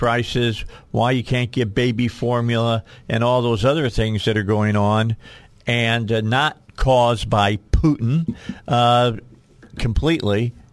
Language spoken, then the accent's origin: English; Indiana, United States; I'm from Indiana